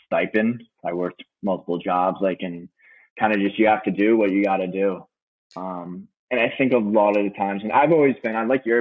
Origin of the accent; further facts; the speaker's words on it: New York, United States; I'm from New York